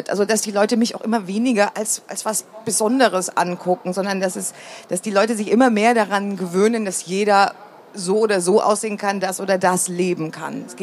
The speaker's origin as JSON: {"language": "German", "region": "East Germany", "country": "Germany", "tie": "born or raised there", "said": "wenn ich zum Beispiel gesagt habe, ich bin im Osten groß geworden, dann haben die sofort ein Bild"}